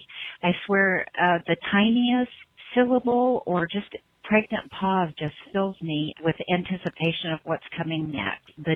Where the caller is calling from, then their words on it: Portland, Oregon, United States; I'm calling from Portland, Oregon.